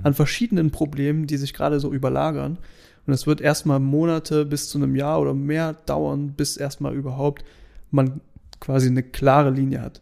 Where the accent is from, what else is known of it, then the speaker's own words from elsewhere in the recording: Germany; wir sind Deutsche